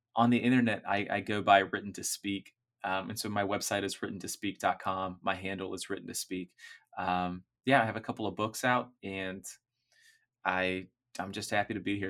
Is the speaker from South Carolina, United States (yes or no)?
no; Orlando, Florida, United States; I grew up in Orlando.